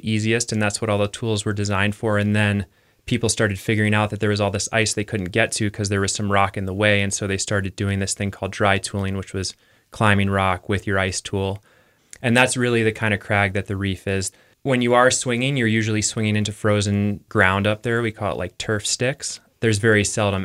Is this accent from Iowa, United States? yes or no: yes; Iowa, United States; moved away as an adult; also born or lived in Teton Valley, Wyoming / Victor, Idaho; now in Longmont, United States; I grew up in Iowa